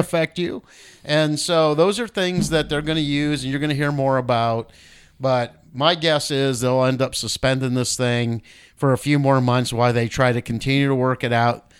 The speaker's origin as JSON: {"language": "English", "country": "United States", "said": "as American citizens"}